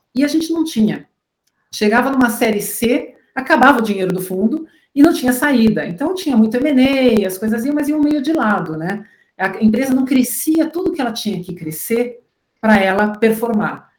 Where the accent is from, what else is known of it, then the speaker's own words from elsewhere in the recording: Curitiba, Paraná, Brazil; moved away as an adult; also born or lived in São Paulo; Eu sou de Curitiba